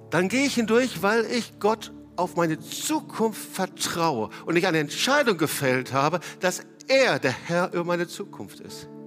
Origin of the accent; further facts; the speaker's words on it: North Rhine-Westphalia, Germany; ich, ich als Westfale habe immer nur Guten Tag gesagt